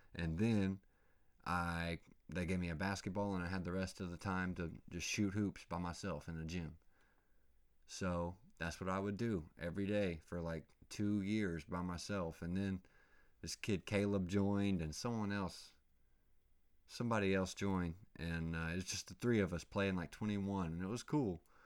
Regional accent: Oklahoma, United States; I grew up in Oklahoma, going to the lakes and freaking wakeboarding

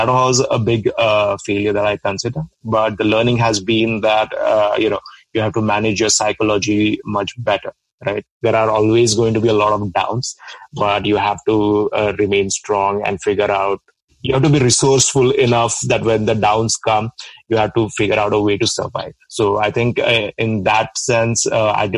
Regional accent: India; moved away as an adult; I'm from India, a small town in India.

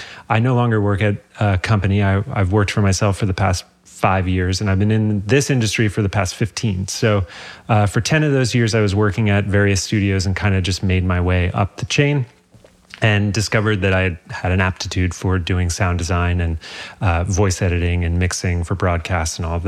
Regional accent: New York, United States; So I was living in New York. I'm from New York.

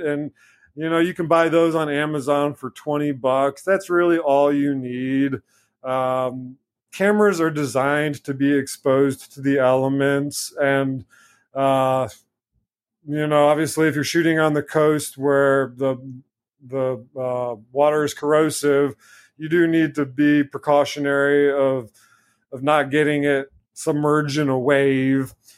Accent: Blue Ridge Mountains, Virginia, United States; also born or lived in Kentucky; now in North Carolina, United States; When I was younger, growing up in the Blue Ridge Mountains in Virginia

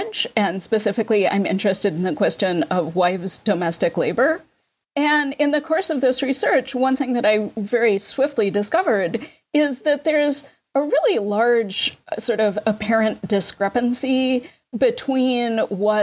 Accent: New York, United States; I'm a New Yorker

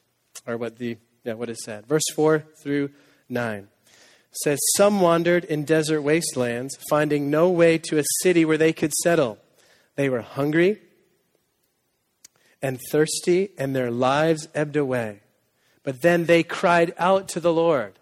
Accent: Needham, Massachusetts, United States; moved away as an adult; also born or lived in Waco, Texas; now in Boston, United States; I'm from Needham

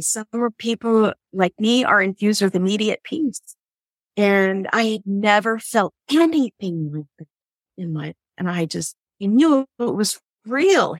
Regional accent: San Francisco Bay Area, California, United States; when I was a little girl, we had all these bikers in the house. This was in the 60s and the San Francisco Bay Area here in California

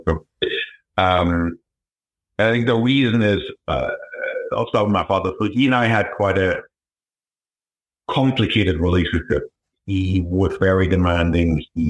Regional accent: New Hampshire, United States; I grew up in New Hampshire, very, you know, not poor, but definitely not middle class upbringing.

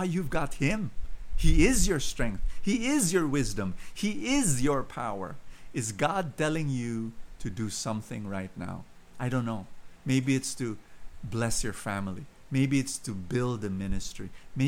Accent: Philippines; I'm a Filipino

